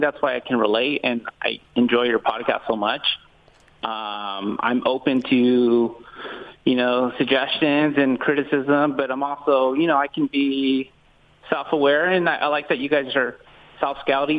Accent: Fresno, California, United States; I'm from Fresno

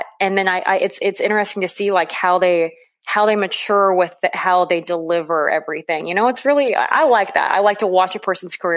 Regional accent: Weeping Water, Nebraska, United States; I was born and raised in Weeping Water, Nebraska, a little town of about 800 people nestled in the southeastern part of the state.

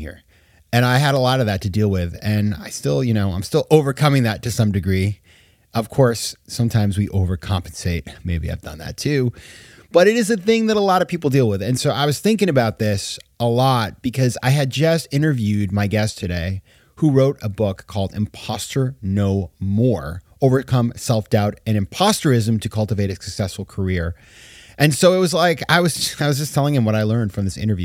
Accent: Sanford, Maine, United States; moved away; my hometown in Maine, Sanford, Maine, 20,000 people

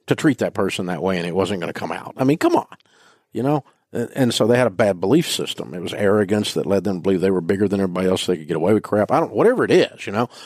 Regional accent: Nashville, Tennessee, United States; I grew up in Nashville

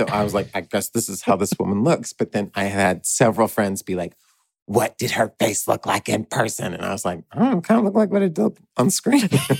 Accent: Texas, United States; Listen, I'm from Texas.

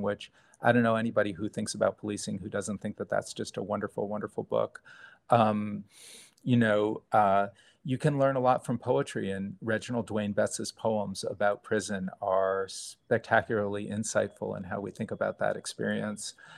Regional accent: New Haven, Connecticut, United States; I grew up in New Haven.

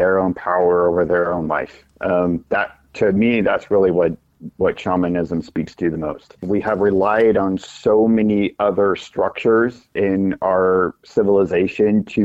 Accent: the Ozarks, United States; now in Kansas City, United States; I grew up in the Ozarks, but now I live in the Kansas City Metro

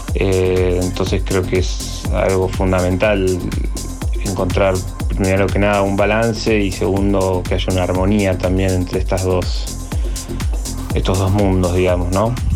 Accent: Bariloche, Río Negro, Argentina; moved away as an adult; now in Córdoba, Argentina; yo nací en Bariloche, Bariloche es una ciudad muy atravesada por el turismo y bueno, siempre recuerdo de, chico las salidas a comer con mi familia

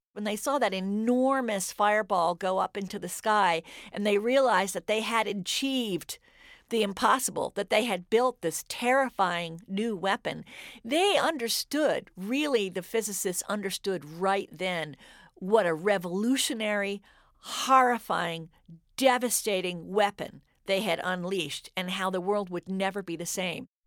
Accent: Cambridge, Massachusetts, United States; I grew up in Cambridge during the Vietnam War

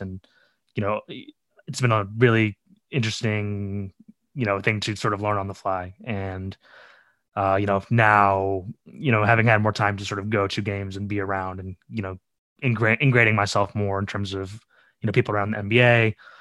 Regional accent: Chicago, Illinois, United States; I grew up in Chicago, uh, on the south side of Chicago

